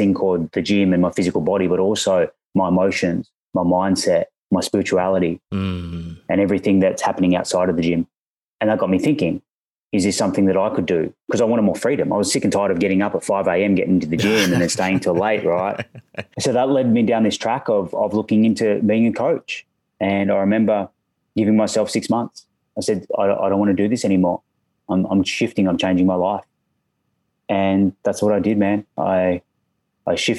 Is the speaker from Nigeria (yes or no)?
no; Australia; accent: Australian; I'm an Aussie, as you may hear from the accent.